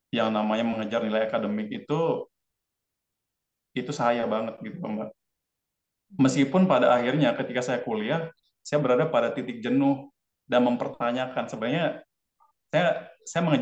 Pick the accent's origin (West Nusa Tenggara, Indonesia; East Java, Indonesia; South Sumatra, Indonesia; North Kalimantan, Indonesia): West Nusa Tenggara, Indonesia; Pancor; born there; Jadi saya lahir di desa Pancor, ada satu pom bensin di situ